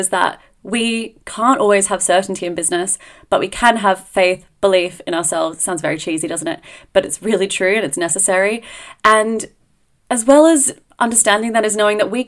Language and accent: English; Australia; now in Edinburgh, United Kingdom; being Australian